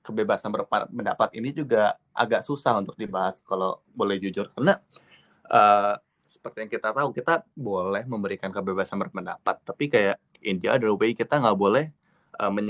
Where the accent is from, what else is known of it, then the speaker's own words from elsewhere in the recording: Bandung, West Java, Indonesia; moved away as an adult; also born or lived in Jakarta; now in London, United Kingdom; Uh, eh, gue dari Bandung sebenarnya, tapi gue ambil undergraduateku di Jakarta. Dan sekarang gue ada di London, ngambil MBA Global Business di Coventry University London.